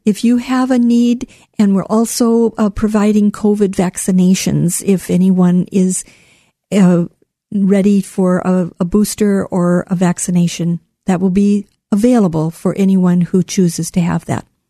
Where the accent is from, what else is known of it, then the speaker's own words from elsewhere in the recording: southwestern Minnesota, United States; moved away as an adult; also born or lived in Lincoln, Nebraska / Southern California; now in Portland, United States; I grew up in the Midwest on a farm, a sheep farm in southwestern Minnesota.